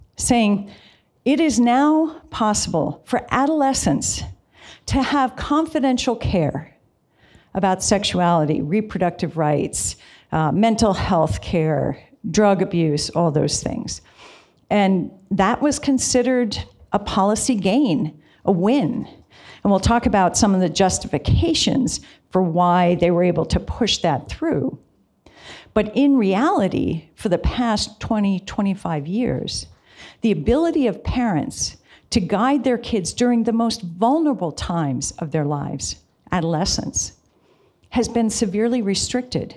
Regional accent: Virginia, United States; I'm from Virginia

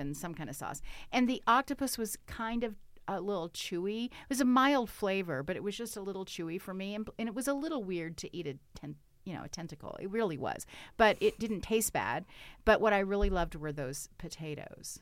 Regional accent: Arkansas, United States; now in Bend, United States; I have a lake house where I grew up back in Arkansas

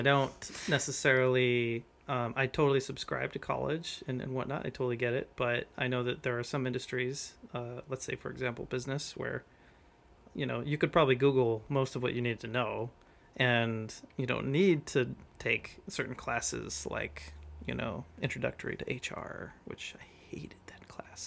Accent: Provo, Utah, United States; I'm from Provo, Utah.

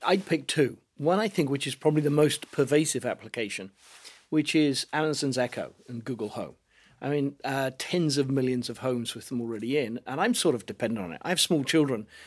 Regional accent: United Kingdom; accent: British; now in United States; I live in America, and it even now recognizes my British accent

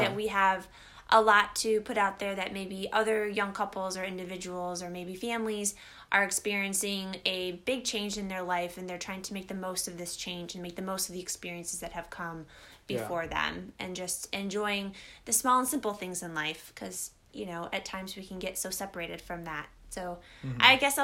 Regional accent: Midwest, United States; moved away as an adult; now in Pacific Northwest, United States; growing up in the Midwest

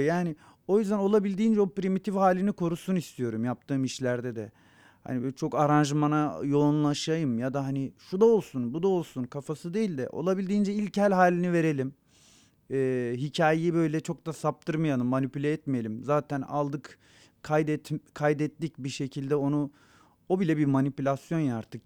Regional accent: Kiğı, Bingöl Province, Turkey; first language Zazaki; Turkish is a second language; moved away; also born or lived in Malatya; doğduğum yer olan Kia'nın

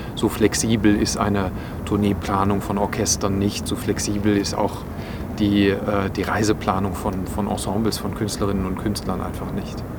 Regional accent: Bonn, North Rhine-Westphalia, Germany; also born or lived in Hamburg; now in Linz, Austria; aus meiner Heimatstadt, nämlich aus Bonn

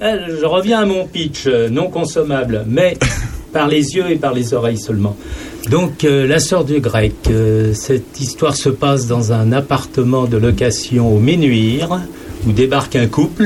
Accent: Saint-Germain-en-Laye, Île-de-France, France; moved away; moi, je suis originaire bah, de la région parisienne

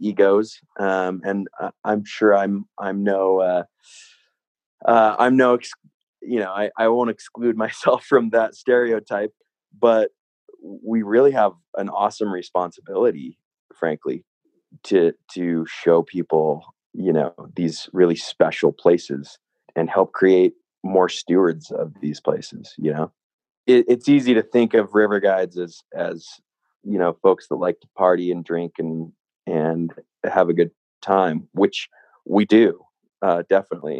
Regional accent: Salt Lake City, Utah, United States; also born or lived in California; now in Jackson Hole, United States; I grew up in Utah, Salt Lake City, Utah.

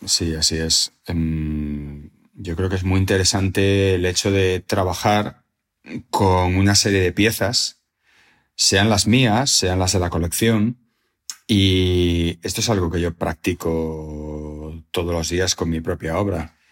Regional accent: Salamanca, Castile and León, Spain; haber nacido y haber pasado mi infancia en Salamanca

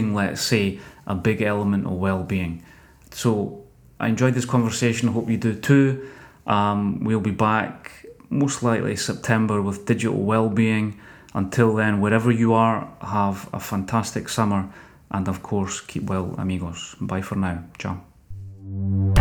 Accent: Scotland, United Kingdom; me being a Scotsman

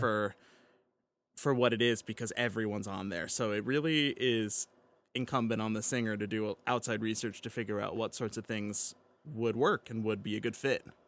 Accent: Pittsburgh, Pennsylvania, United States; moved away; proud of my hometown team

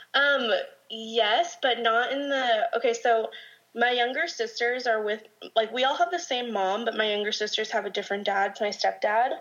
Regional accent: Orange County, California, United States; also born or lived in Corona, California; born and raised in Orange County, but I actually moved out to Corona, which is like 10 minutes outside of Orange County

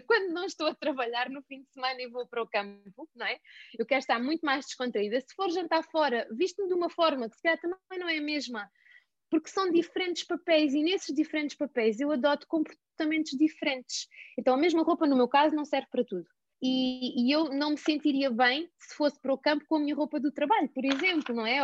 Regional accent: Alentejo, Portugal; moved away as an adult; eu sou alentejana, vivi no Alentejo e até aos dezoito anos

